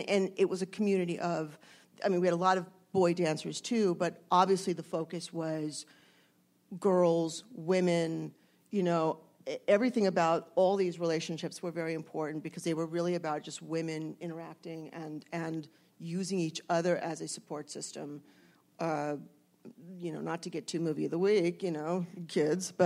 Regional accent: San Fernando Valley, California, United States; I grew up in the San Fernando Valley

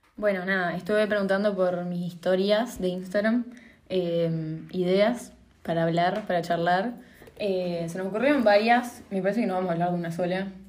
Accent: Paraná, Entre Ríos, Argentina; soy de Paraná.

